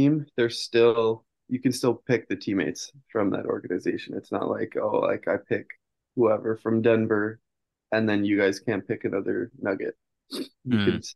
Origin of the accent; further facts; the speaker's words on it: Vancouver, British Columbia, Canada; We're all from Vancouver